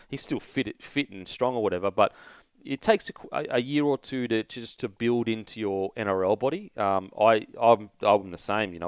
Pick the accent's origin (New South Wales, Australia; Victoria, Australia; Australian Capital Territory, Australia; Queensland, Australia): Queensland, Australia; I'm a Queenslander